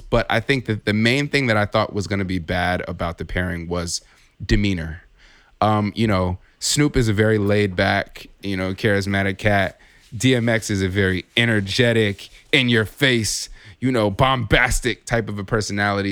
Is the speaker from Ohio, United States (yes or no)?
no; California, United States; now in Chicago, United States; I'm originally from Chicago, I'm, I'm mostly, you know, came up in, in California